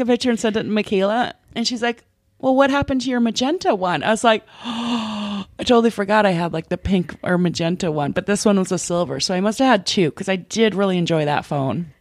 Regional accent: Minnesota, United States; moved away as an adult; also born or lived in Los Angeles; I come from Minnesota

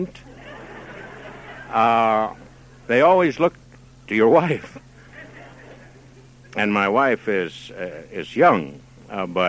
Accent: Dayton, Ohio, United States; I was born in Dayton

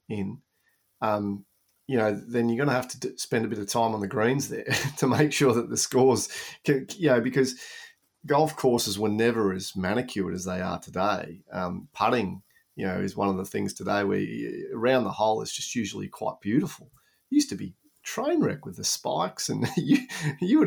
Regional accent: Australia; you were told as an Australian, go to Europe first

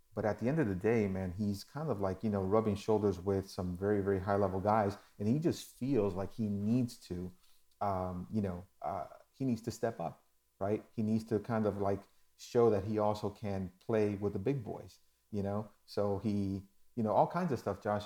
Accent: New York, United States; moved away; also born or lived in Dominican Republic; I was born in New York

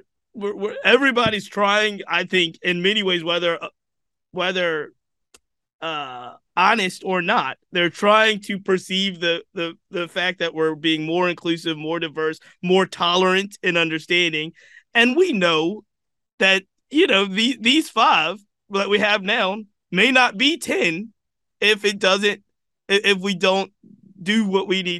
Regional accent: Richmond, Virginia, United States; I'm born and raised in Richmond, Virginia.

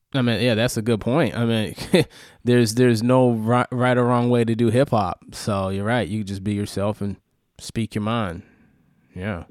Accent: New York, United States; I, I, I grew up in New York

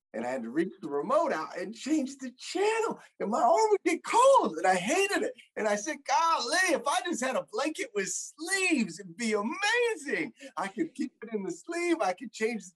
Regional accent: Flagstaff, Arizona, United States; I grew up in Flagstaff, Arizona.

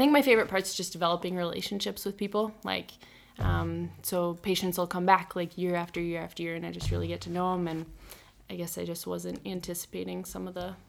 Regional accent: Yankton, South Dakota, United States; moved away as an adult; now in Sioux Falls, United States; So I grew up in Yankton, South Dakota. I'm 26 years old.

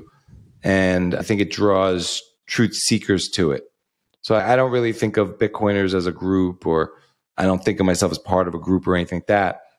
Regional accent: New York, United States; also born or lived in outside Chicago, Illinois; now in Sarasota, United States; I'm originally from New York, but we moved here from outside of Chicago

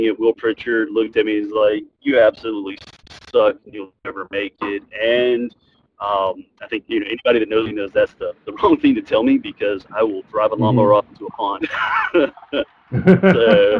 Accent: the South, Alabama, United States; growing up in the South, you know, I was fortunate enough to grow up in the territory days, going to wrestling every Saturday night in Dothan, Alabama

